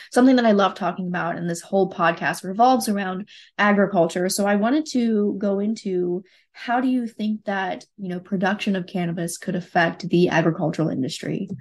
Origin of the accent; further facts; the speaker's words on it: West Virginia, United States; in my hometown we're actually opening a medical cannabis processing center and people are a bit concerned in west virginia